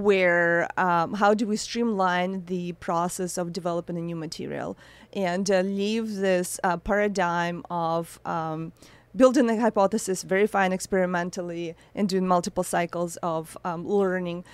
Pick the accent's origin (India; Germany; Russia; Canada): Russia; Saint Petersburg; moved away; I was born in Russia, in a, in a very cold, um, city